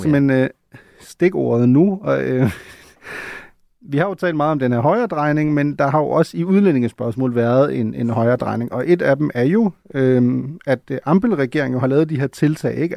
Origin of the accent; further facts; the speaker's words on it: Schleswig-Holstein, Germany; Slesvig-Holsten, hvor jeg kommer fra